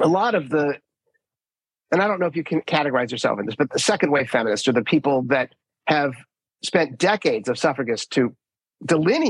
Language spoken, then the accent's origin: English; Minnesota, United States; I grew up in Minnesota